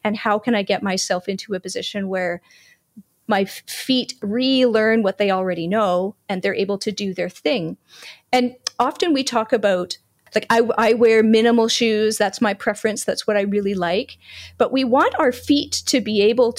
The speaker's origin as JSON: {"language": "English", "country": "Canada", "tie": "born or raised there", "said": "being a Canadian born and raised, I'm cold hardy"}